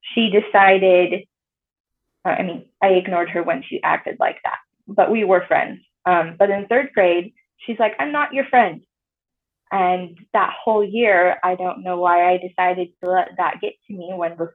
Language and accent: English; Tremonton, Utah, United States; moved away as an adult; I grew up mostly in Tremont, Utah